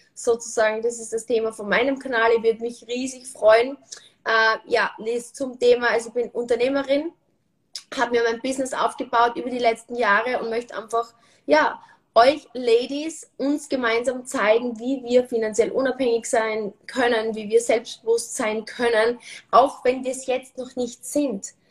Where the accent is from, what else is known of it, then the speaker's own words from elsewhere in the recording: Austria; bei uns in Österreich sagt man Karenz